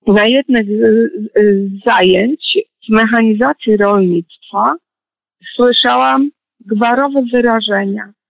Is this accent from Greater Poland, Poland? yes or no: yes; Poznań, Greater Poland, Poland; tak, urodziłam się w Poznaniu.